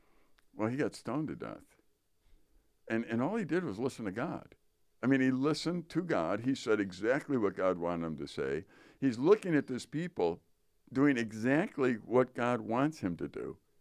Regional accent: Wisconsin, United States; I am from Wisconsin.

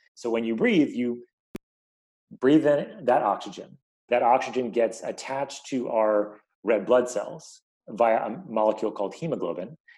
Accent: New York, United States; now in Bay Area, United States; I live in the Bay Area, but I grew up in New York

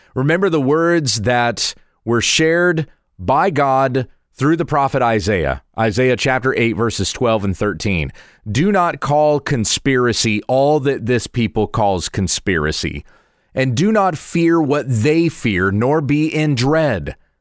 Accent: United States; I'm a proud American citizen

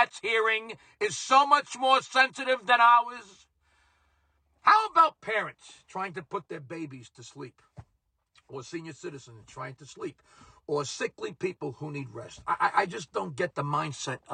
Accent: New York City, New York, United States; growing up in Brooklyn in the 1970s

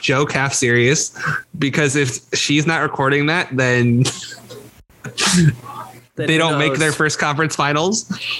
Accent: Netherlands; I did not have the Flying Dutchman, even though, you know, I should have honored my country, my home country, in that way.

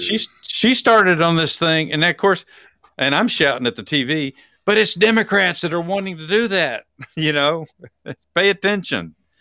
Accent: Texas, United States; I'm from Texas.

